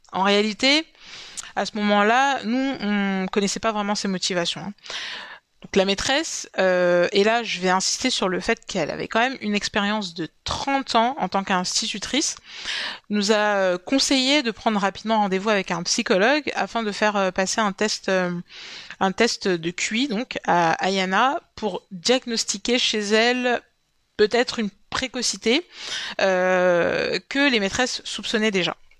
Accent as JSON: {"language": "French", "country": "Cameroon", "said": "mon pays d'origine, le Cameroun"}